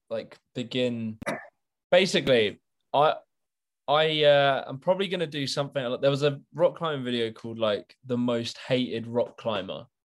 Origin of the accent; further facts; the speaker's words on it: Wigan, North West England, United Kingdom; also born or lived in Manchester; that was in my hometown in Wigan.